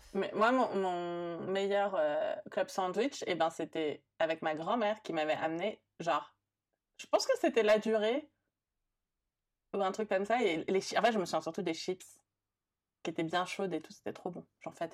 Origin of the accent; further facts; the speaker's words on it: France; also born or lived in Brussels; né et grandi en France